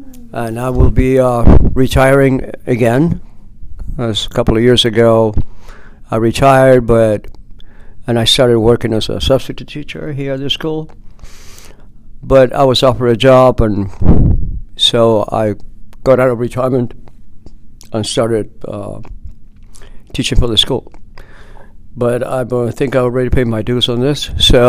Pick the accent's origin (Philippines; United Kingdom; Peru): Peru; also born or lived in Guthrie, Oklahoma; now in United States; Well, I'm originally from Oklahoma, Guthrie, Oklahoma. That's where I was born. When I turned 6 years old, my parents took me to Peru.